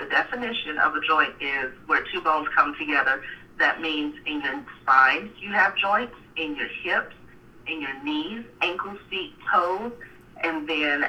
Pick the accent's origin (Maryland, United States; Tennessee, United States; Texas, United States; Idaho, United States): Texas, United States; Dallas; also born or lived in Waco, Texas / Pasadena, Texas; I'm from Dallas, born and raised